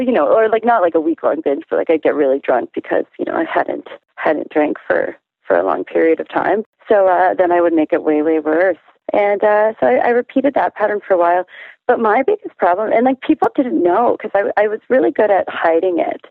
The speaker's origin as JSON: {"language": "English", "town": "Toronto", "region": "Ontario", "country": "Canada", "tie": "born or raised there", "also_born_or_lived": "Montreal", "said": "I was born and raised in Toronto"}